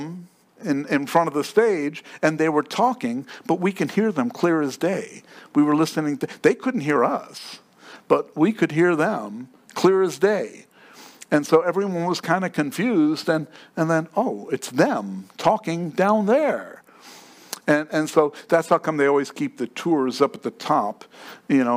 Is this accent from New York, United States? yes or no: yes; New York, United States; moved away; I grew up in New York.